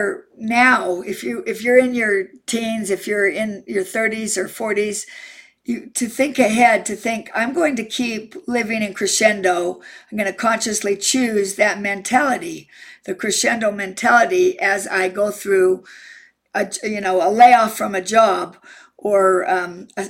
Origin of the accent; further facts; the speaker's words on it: Utah, United States; I'm from Utah